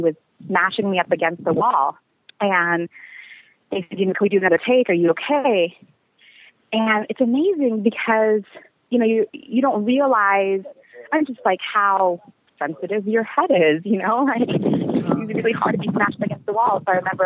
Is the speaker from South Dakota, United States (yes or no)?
no; Seattle, Washington, United States; now in Los Angeles, United States; we both live in LA and we're both from Seattle